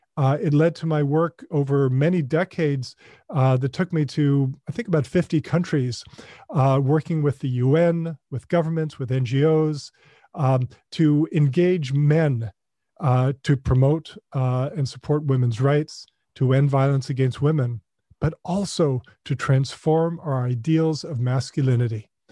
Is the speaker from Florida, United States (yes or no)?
no; North Carolina, United States; also born or lived in Ohio; as a boy growing up in North Carolina. Uh, we moved there from Ohio, where I was born